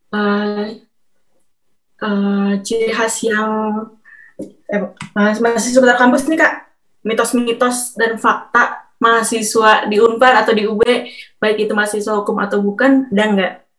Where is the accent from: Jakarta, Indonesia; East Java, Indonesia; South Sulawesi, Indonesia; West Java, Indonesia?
West Java, Indonesia; Bandung; aku orang Bandung